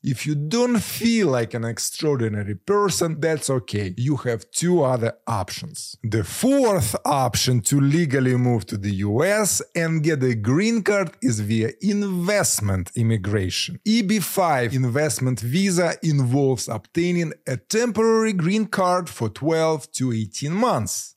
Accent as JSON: {"language": "English", "country": "Ukraine", "moved": "as an adult", "lives_now": "United States", "said": "I am a Ukrainian who moved to the US in 2011 with a travel visa."}